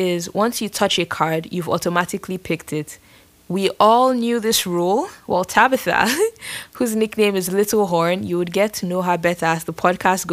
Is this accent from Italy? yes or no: no; Nigeria; now in San Francisco, United States; I am from Nigeria